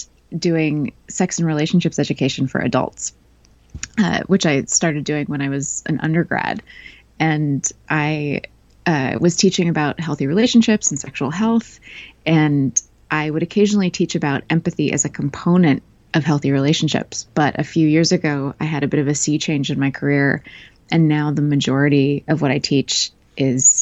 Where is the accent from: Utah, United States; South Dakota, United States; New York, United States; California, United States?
California, United States; Northern; now in Melbourne, Australia; I live in Melbourne, Australia, but I'm from Northern California originally